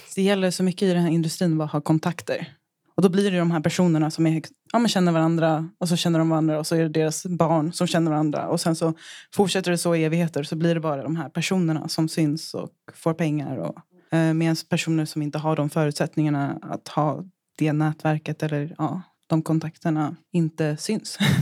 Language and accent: Swedish; Japan; moved away; Just då så var jag i Japan, det är där jag är ifrån